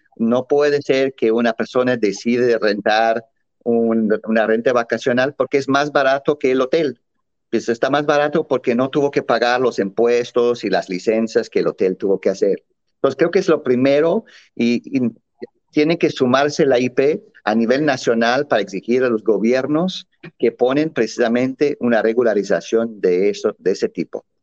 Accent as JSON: {"language": "Spanish", "country": "Mexico", "said": "en México también nos sentimos muy alejados"}